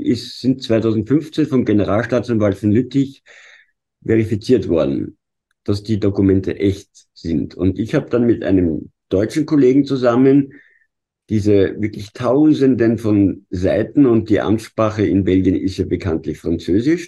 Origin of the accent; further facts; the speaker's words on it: Vienna, Austria; als Wiener